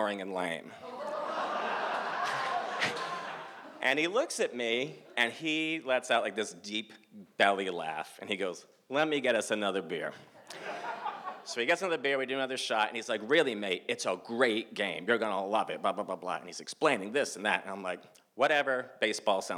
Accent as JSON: {"language": "English", "region": "Massachusetts", "country": "United States", "said": "I'm from the States of Massachusetts"}